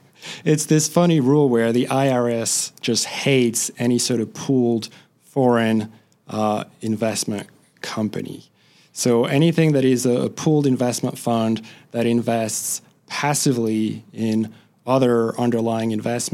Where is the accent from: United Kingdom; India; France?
France; now in United States; So I grew up in France